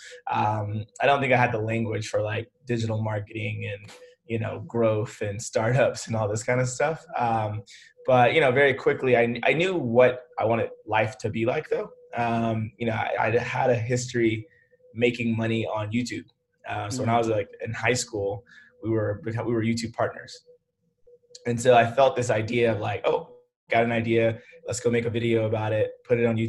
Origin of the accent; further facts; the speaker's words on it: Memphis, Tennessee, United States; moved away as an adult; also born or lived in Atlanta; I went to a private school in Memphis. That's where I'm from. So I'm from Memphis, went to this like, you know, preparatory all boys school from 7th to 12th grade